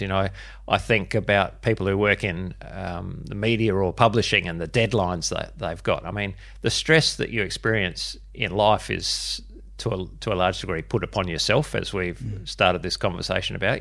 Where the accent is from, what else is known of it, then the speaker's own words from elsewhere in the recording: Adelaide, South Australia, Australia; I was born and bred in Adelaide, which is where I am, am still